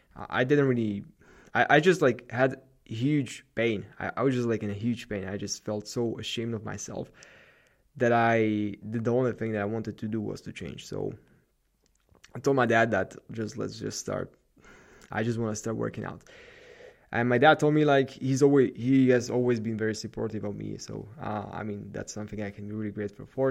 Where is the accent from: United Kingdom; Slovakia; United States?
Slovakia; represent Slovakia, my home country